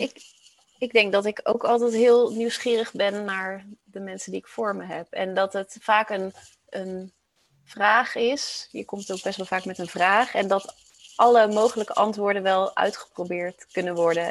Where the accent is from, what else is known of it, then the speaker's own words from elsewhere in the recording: Roosendaal, North Brabant, Netherlands; also born or lived in Rotterdam; ik kom uit Roosendaal